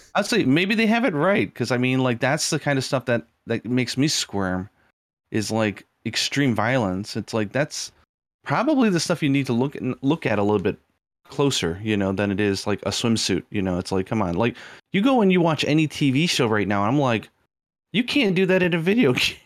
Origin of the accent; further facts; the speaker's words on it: United States; moved away; I was brought up in America